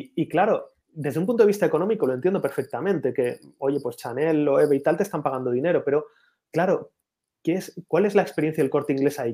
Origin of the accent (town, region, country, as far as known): Spain